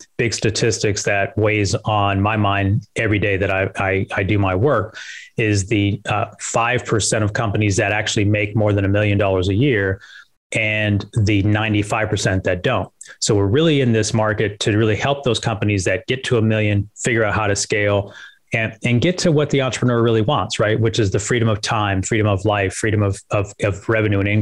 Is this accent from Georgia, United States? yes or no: no; Las Vegas, Nevada, United States; I grew up in Vegas.